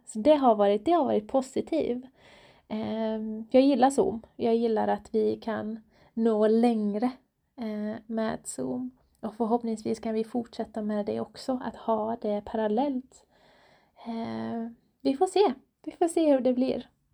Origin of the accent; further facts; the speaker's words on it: Iran; now in Borås, Sweden; jag är själv iranier, född och uppvuxen i Iran